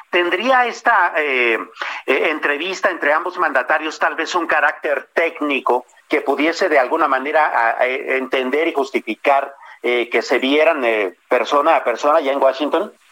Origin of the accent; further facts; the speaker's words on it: Ciudad Juárez, Chihuahua, Mexico; crecí en la frontera en Ciudad Juárez, El Paso